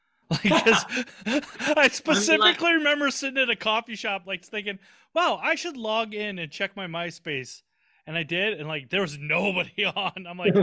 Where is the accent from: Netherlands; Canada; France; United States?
United States; Southern Minnesota; I'm a redneck from Southern Minnesota.